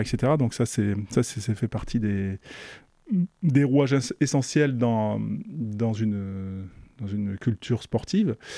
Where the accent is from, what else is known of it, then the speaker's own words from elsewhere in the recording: Mérignac, Nouvelle-Aquitaine, France; j'habitais en face d'un stade, c'était à Mérignac en, en banlieue bordelaise